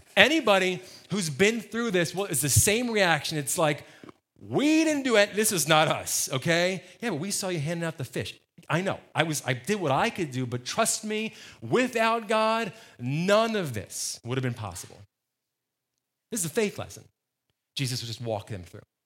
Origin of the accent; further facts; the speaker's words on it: New Jersey, United States; moved away; I grew up in New Jersey